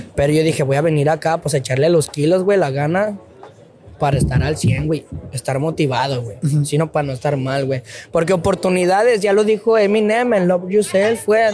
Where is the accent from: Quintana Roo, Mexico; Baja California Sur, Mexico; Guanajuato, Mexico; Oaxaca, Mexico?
Guanajuato, Mexico; León; moved away as an adult; now in Tijuana, Mexico; de donde yo vengo, de León, Guanajuato